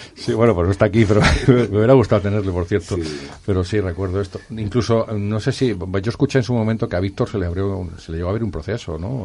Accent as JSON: {"language": "Spanish", "town": "Madrid", "region": "Community of Madrid", "country": "Spain", "also_born_or_lived": "Barcelona", "moved": "yes", "said": "Yo también soy de Madrid, pero en este caso, esa época me tocó vivirla en Barcelona"}